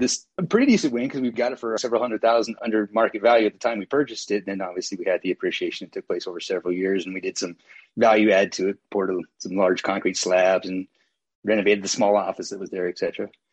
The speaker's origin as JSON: {"language": "English", "town": "Santa Cruz", "region": "California", "country": "United States", "tie": "born or raised there", "moved": "as an adult", "lives_now": "Gardnerville, United States", "said": "I grew up in Santa Cruz, California, great place to grow up"}